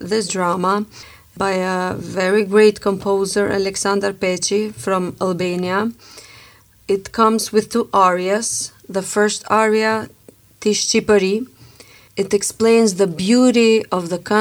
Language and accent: English; Struga, North Macedonia; now in Pristina, Kosovo; I'm from Macedonia. We came from Struga.